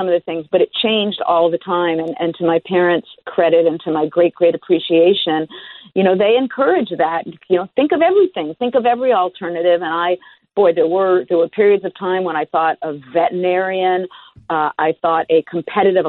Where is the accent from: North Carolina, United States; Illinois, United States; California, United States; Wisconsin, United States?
California, United States; Los Angeles; also born or lived in Berkeley; I grew up in Los Angeles